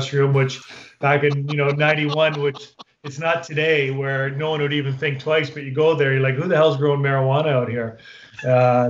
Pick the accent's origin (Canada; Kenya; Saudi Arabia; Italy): Canada; Sault Ste. Marie, Ontario; moved away as an adult; also born or lived in San Jose, California; I was a kid from Sault Ste. Marie, Ontario, small town in northern Ontario